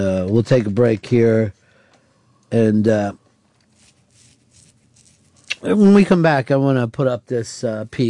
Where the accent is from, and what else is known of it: United States